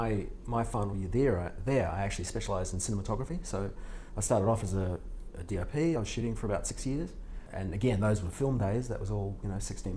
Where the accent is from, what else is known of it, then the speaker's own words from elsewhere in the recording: New Zealand; accent: Australian; moved away as an adult; also born or lived in San Diego, California / Australia; now in United States; So I grew up in New Zealand, and then moved to Australia in my early 20s